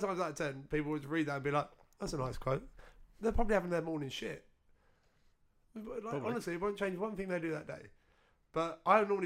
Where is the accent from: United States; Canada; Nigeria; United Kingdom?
United Kingdom; Essex, East of England; we grew up in Essex